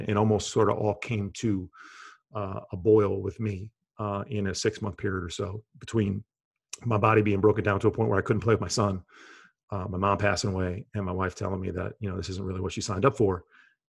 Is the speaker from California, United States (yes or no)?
no; New Jersey, United States; I grew up in Bergen County in the New York, New Jersey area. You know, New York, New Jersey, basketball and Wall Street probably defined the majority of my life for a long period of time.